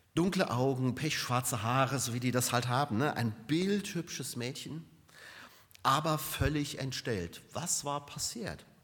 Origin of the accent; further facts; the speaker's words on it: Germany; bei uns in Deutschland